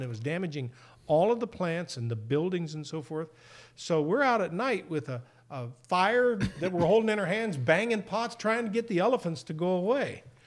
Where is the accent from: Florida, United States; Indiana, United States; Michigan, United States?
Indiana, United States; I grew up in Indiana